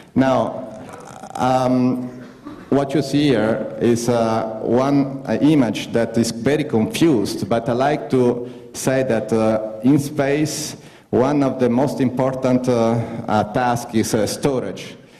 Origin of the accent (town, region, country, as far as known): Italy; English is a second language